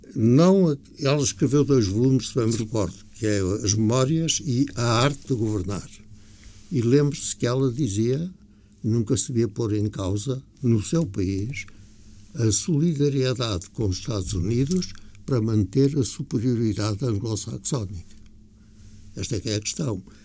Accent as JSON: {"language": "Portuguese", "country": "Portugal", "said": "não me senti orgulhoso como português"}